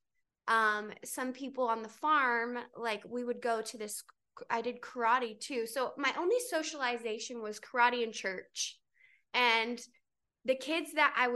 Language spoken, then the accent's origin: English; North Carolina, United States; also born or lived in Miami / New York; now in Los Angeles, United States; I grew up in North Carolina on a farm